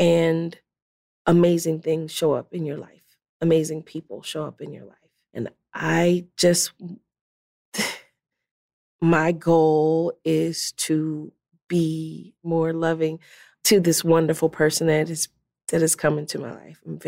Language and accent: English; Philadelphia, Pennsylvania, United States; my dream growing up in North Philly, that to have a brownstone